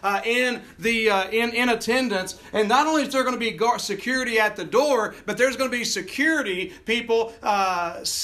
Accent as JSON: {"language": "English", "area": "Gaston County", "region": "North Carolina", "country": "United States", "tie": "born or raised there", "moved": "yes", "said": "I'm making fun of my hometown there"}